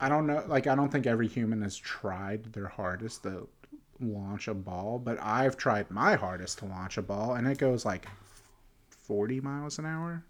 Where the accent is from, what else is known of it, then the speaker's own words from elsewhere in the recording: Pittsburgh, Pennsylvania, United States; I'm from Pittsburgh